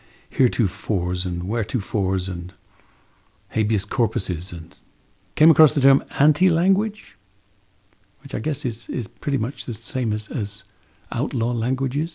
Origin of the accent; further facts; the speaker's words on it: London, United Kingdom; growing up in London